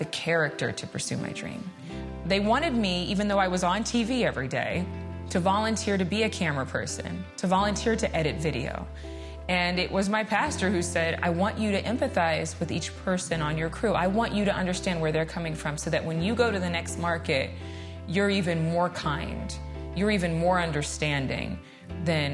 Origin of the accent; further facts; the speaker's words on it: Sacramento, California, United States; moved away as an adult; also born or lived in Dallas-Fort Worth, Texas / Los Angeles, California; now in New York City, United States; I lived in my hometown, Sacramento, California